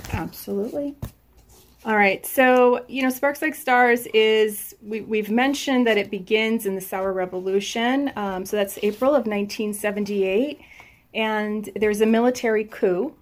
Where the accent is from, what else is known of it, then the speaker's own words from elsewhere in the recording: United States; I was raised in the United States. I was born and raised here